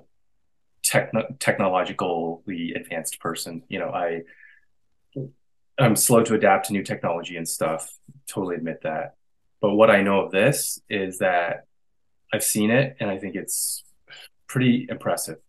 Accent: Canada; I'm a Canadian artist

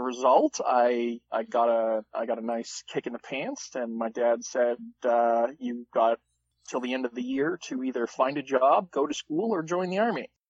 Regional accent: Manitoba, Canada; I spent most of my formative years in friendly Manitoba

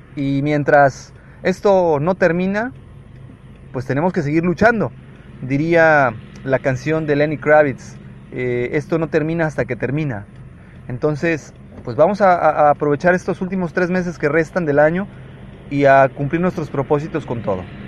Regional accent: Mexico

